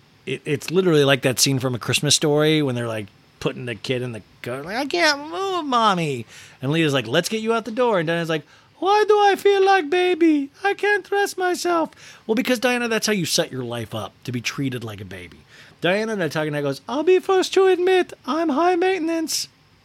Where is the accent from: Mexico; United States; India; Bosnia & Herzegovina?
Bosnia & Herzegovina; when I grew up in Bosnia, we always had Ghostbusters, but they were unexperienced.